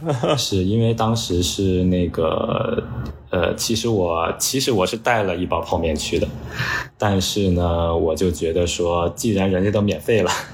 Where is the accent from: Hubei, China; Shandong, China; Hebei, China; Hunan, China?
Hebei, China; now in New York, United States; 我的老家河北